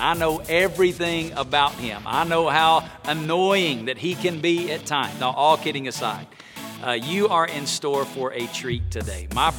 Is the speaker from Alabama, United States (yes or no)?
yes; Muscle Shoals, Alabama, United States; moved away; the great Highland Park Baptist Church in Muscle Shoals, Alabama, my hometown.